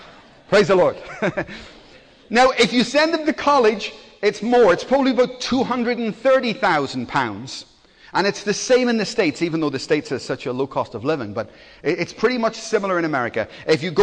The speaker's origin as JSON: {"language": "English", "town": "Belfast", "region": "Northern Ireland", "country": "United Kingdom", "tie": "born or raised there", "moved": "yes", "said": "I come from Belfast, so I know what riots are like. I grew up with them"}